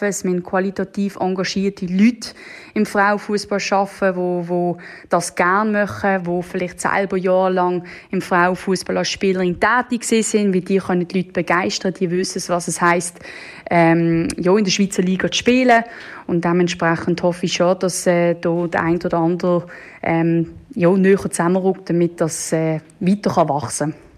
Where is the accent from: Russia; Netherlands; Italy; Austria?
Netherlands; now in Switzerland; ich selber bin ja Holländerin